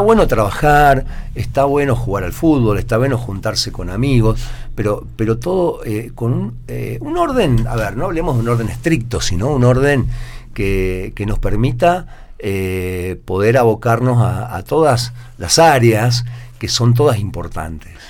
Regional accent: Argentina; also born or lived in Córdoba; como sociedad argentina

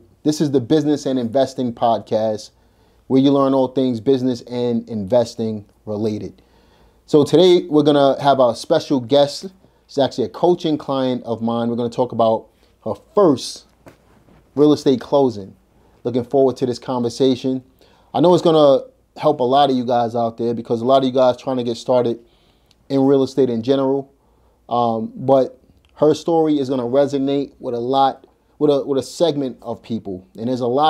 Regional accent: New York City, New York, United States; now in North Carolina, United States; I'm from Brooklyn

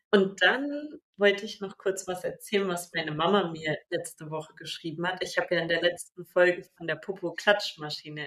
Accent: Sarstedt, Lower Saxony, Germany; da, wo ich aufgewachsen bin, gab es so einen Feldweg, also von Saarstedt nach Abergen

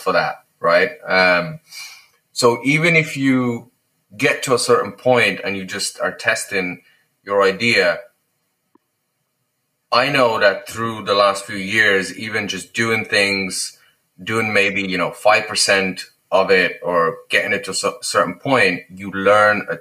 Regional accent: Lithuania; moved away; I'm from Lithuania, obviously.

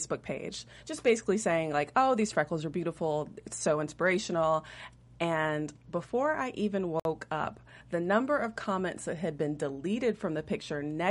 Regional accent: South Carolina, United States; also born or lived in Atlanta, Georgia; now in Los Angeles, United States; I'm actually originally from South Carolina

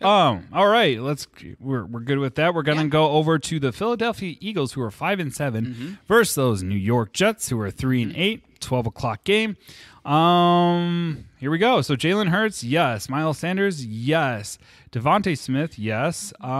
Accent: England, United Kingdom; I'm English, bro.

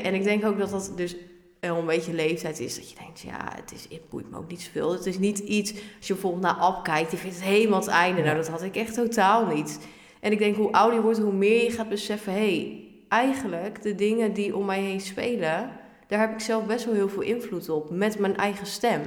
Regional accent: Ermelo, Gelderland, Netherlands; also born or lived in Harderwijk; Ik ben geboren in Harderwijk, maar ik kom uit Ermelo. Ja. En daar ben ik ook eigenlijk helemaal opgegroeid

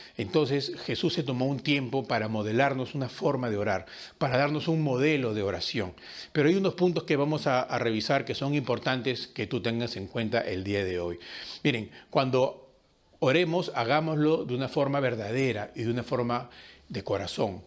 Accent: Peru; nosotros que como peruanos tenemos a veces ciertas costumbres

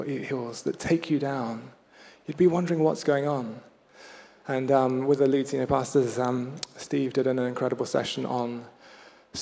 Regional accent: Kenya; moved away; I had a Swahili teacher growing up in Kenya.

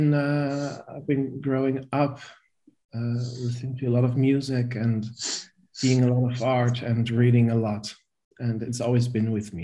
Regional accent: near Rotterdam, South Holland, Netherlands; moved away as an adult; now in Amsterdam, Netherlands; I was born in Rotterdam. In the Netherlands. And I grew up in a small town near Rotterdam, I think 10 minutes from Rotterdam.

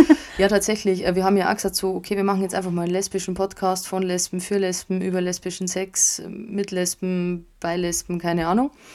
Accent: Bavaria, Germany; bei uns in Bayern, Süddeutschland

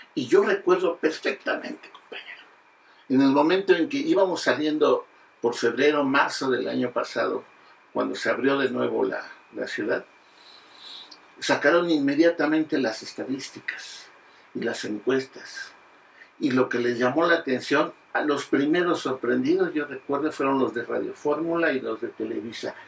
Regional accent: Naucalpan, State of Mexico, Mexico; now in Mexico City, Mexico; Los que vivimos en el distrito, bueno, en la Ciudad de México, y hemos vivido buena parte de nuestra historia personal en el Estado de México, porque somos de Acatlán

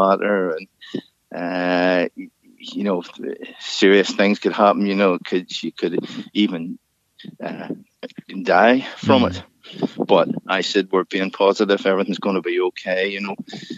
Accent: Larne, Northern Ireland, United Kingdom; also born or lived in Ballygally; originally Larne

